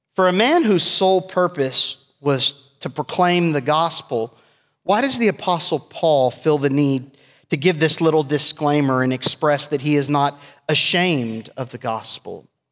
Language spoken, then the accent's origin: English; South Texas, United States; me being biracial growing up in South Texas, I experienced racism.